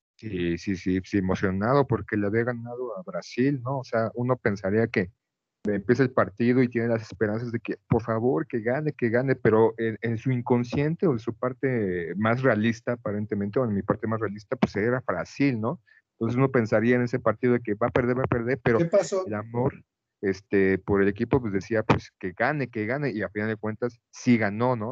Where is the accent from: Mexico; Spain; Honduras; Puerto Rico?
Mexico; haber como niño tenido un mundial en México